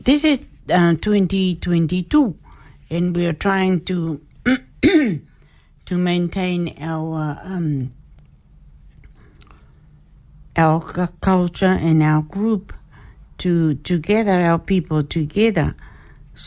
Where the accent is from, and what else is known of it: Niue